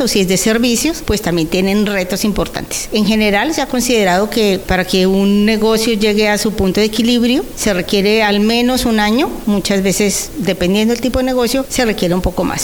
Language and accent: Spanish; Colombia; moved away as an adult; now in El Salvador; llevo en El Salvador 21 años, soy colombiana, llegué con una entidad internacional a trabajar